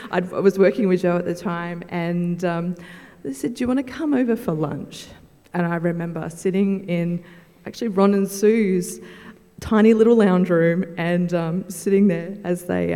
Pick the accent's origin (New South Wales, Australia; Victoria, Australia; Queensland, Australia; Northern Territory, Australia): Northern Territory, Australia; Darwin; I grew up in Darwin, so there are so many people that I know